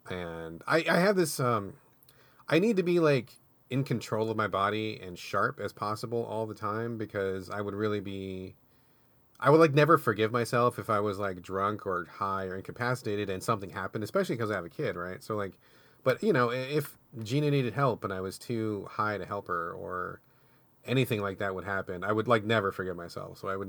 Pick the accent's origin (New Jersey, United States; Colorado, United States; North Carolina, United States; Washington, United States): Washington, United States; when I was growing up, I grew up outside of Seattle, not in Seattle, but outside, in a somewhat rural area of Washington.